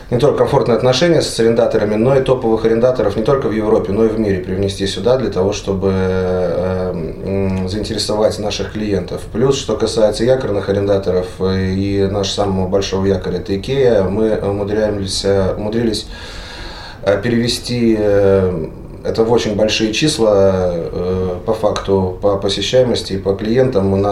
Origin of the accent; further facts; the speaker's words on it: Greece; Так я приехал из Греции, я вижу, насколько это открытые люди